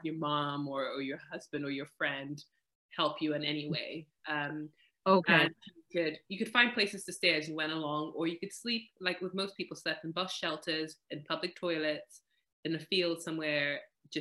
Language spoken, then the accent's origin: English; Malawi; now in Wales, United Kingdom; I grew up in Malawi, which is in Southeast Africa